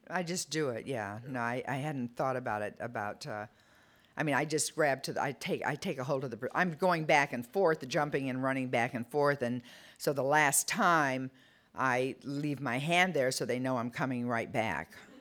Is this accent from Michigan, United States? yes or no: yes; Detroit, Michigan, United States; I was a blue collar kid. I'm from Detroit